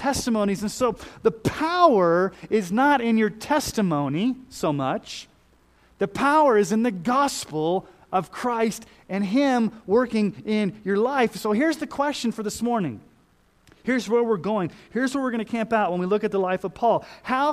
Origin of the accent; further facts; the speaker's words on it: Texas, United States; a Southern Baptist kid growing up in Texas